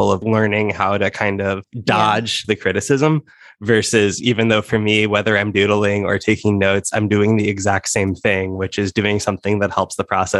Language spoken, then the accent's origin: English; Nebraska, United States; America, where we both live and are from, well, I'm from Nebraska